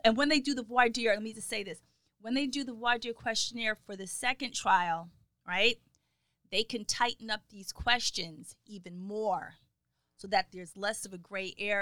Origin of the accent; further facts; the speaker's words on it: United States; as an American